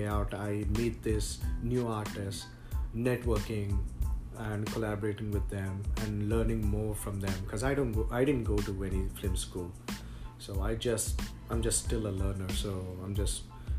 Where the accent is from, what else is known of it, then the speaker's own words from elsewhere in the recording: India; moved away as an adult; now in United States; I grew up in a different culture. So I came from India just 5 years back